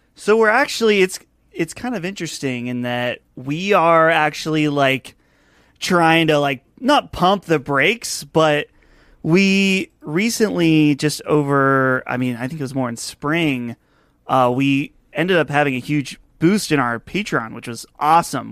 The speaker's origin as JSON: {"language": "English", "town": "Butler", "region": "Pennsylvania", "country": "United States", "tie": "born or raised there", "said": "my hometown here. I live about an hour north of Pittsburgh in a town called Butler"}